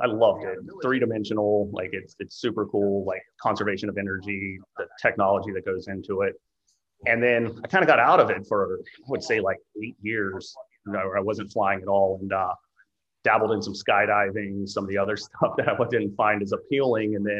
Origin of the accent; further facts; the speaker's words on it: Florida, United States; I grew up in Florida